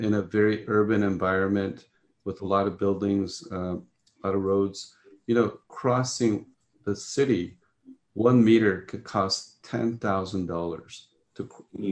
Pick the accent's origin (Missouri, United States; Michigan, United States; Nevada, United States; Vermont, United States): Nevada, United States; Las Vegas; I grew up in Las Vegas.